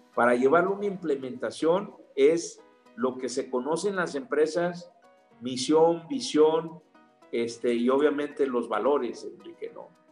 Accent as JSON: {"language": "Spanish", "country": "Mexico", "said": "los mexicanos somos mexicanos, no ingleses"}